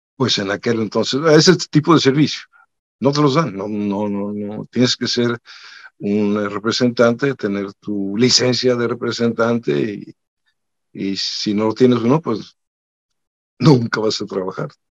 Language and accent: Spanish; Monterrey, Nuevo León, Mexico; also born or lived in Mexico City; yo soy de Monterrey. Bueno, nací en la Ciudad de México, pero a los cuatro años me fui a Monterrey, digo, nos fuimos a Monterrey y realmente me considero regimontano, obviamente, ahí creí